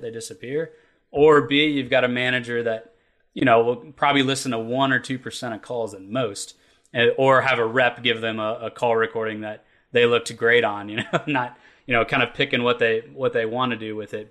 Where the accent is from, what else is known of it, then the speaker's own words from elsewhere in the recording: Kentucky, United States; the way we were raised in Kentucky and the the industries we have here